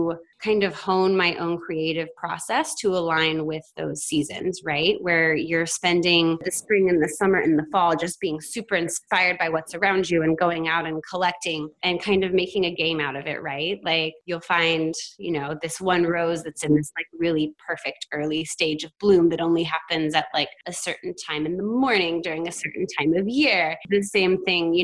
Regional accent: the South, United States; moved away; also born or lived in Oregon; I grew up in the South

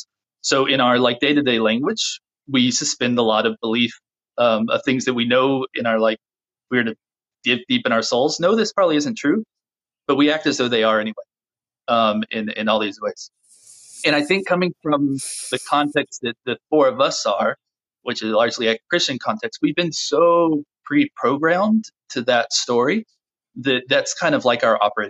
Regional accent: United States; being an American, a white American of our tradition, of the WASP tradition

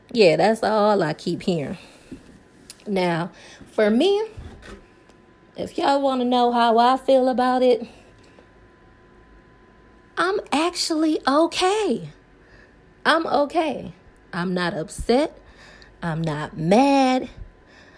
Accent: Milwaukee, Wisconsin, United States; I live in Milwaukee, Wisconsin

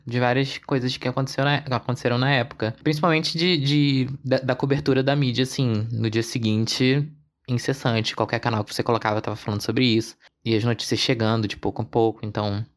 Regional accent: Rio de Janeiro, Brazil; A gente aqui do Rio que fala com esse sotaque

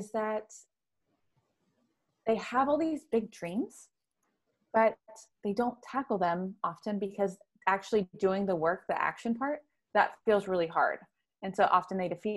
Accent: the Bible Belt in the South, United States; I grew up in the Bible Belt in the South

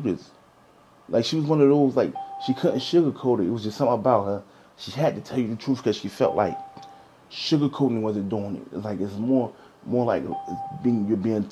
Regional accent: Newark, New Jersey, United States; My grandmother was in the Howard Street Projects, so I was growing up in a project. I grew up on Howard Street

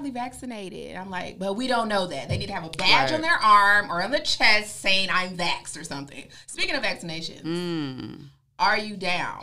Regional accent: Fort Worth, Texas, United States; now in Dallas, United States; I'm from Fort Worth originally. I live in Dallas now

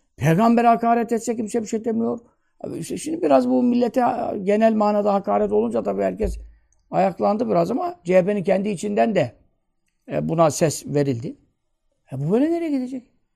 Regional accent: Turkey; Vatanın özbeyaz evlatlarıyız. Burada doğduk, burada büyüdük.

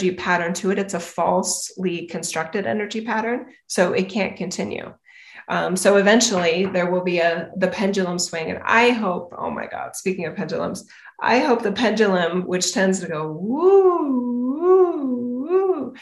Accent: United States; I am an American.

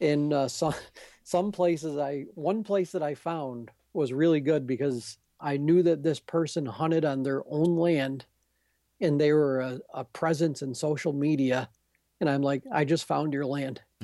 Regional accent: Adirondacks, New York, United States; I'm from the Adirondacks

